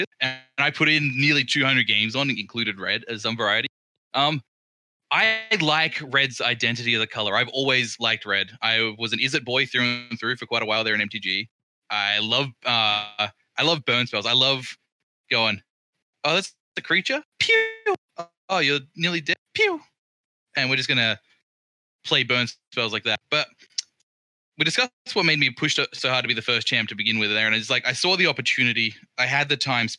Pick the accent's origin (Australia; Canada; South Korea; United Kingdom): Australia; Port Lincoln, South Australia; in Australia, my hometown is Port Lincoln